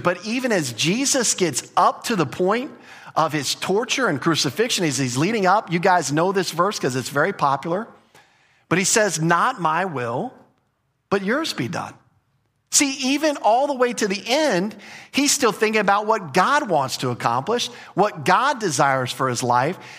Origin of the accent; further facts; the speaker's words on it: United States; as an American culture